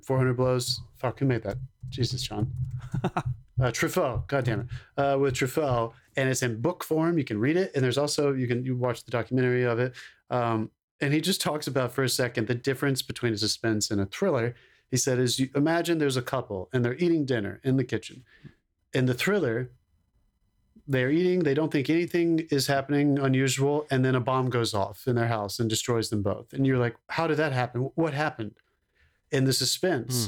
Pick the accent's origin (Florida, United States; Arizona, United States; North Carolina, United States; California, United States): North Carolina, United States; Concord; first feature film that was filmed in my hometown